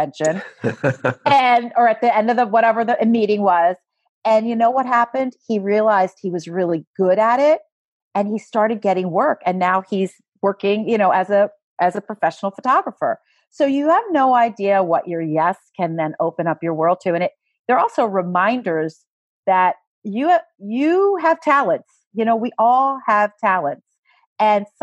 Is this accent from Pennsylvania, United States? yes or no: yes; Philadelphia, Pennsylvania, United States; Philadelphia is my hometown